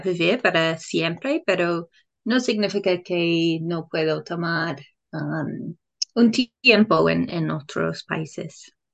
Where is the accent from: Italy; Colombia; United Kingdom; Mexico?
United Kingdom; England; Spanish is a second language; moved away as an adult; now in New Zealand; soy de Inglaterra, pero vivo en Nueva Zelanda.